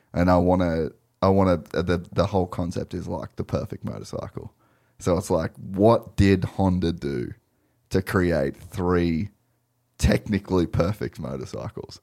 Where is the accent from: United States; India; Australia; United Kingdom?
Australia; an Aussie kid